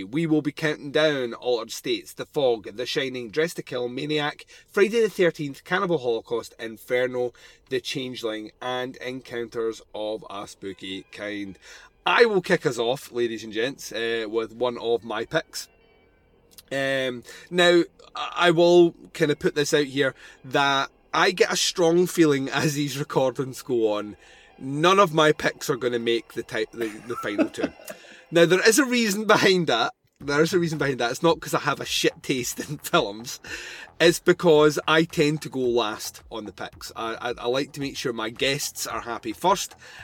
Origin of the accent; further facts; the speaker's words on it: Scotland, United Kingdom; I'm Scottish